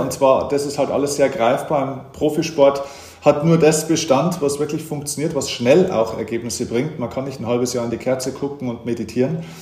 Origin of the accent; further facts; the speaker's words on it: Lower Bavaria, Germany; now in Munich, Germany; ich bin auch tatsächlich in Niederbayern geboren